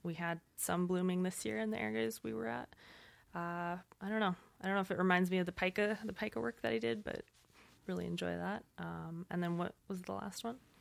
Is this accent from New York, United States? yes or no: no; Montana, United States; I grew up in Montana.